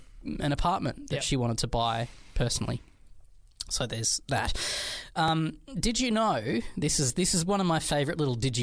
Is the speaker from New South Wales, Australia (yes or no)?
yes; Albury, New South Wales, Australia; She's the member for Farrer, which is my hometown. I grew up in Albury and Susan Lee represented me.